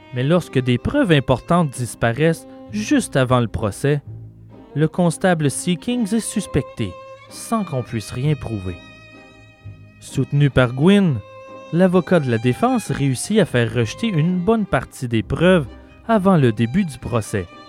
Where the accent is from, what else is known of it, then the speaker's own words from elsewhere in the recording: Quebec, Canada; chez nous, au Québec